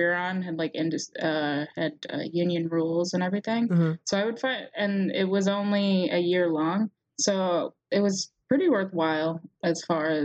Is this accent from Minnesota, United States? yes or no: yes; Minnesota, United States; moved away as an adult; also born or lived in Wisconsin / Vancouver; I grew up in Minnesota